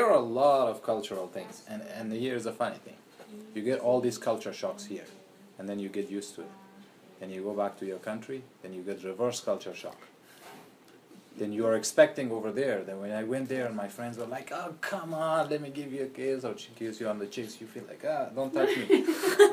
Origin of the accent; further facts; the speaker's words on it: Afghanistan; English is a second language; moved away as an adult; I'm from Afghanistan